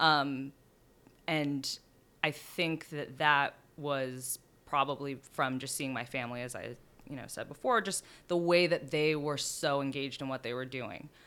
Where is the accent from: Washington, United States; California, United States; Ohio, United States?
California, United States; San Diego; moved away as an adult; now in New York, United States; I grew up in San Diego.